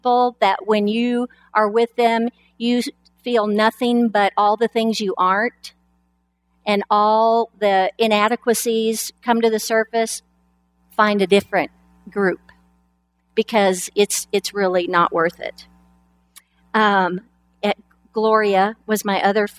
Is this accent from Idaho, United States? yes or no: yes; Lapwai, Idaho, United States; I was born in Lapway, Idaho. We never went anywhere. We didn't even go to the state capital. We just stayed in Lapway.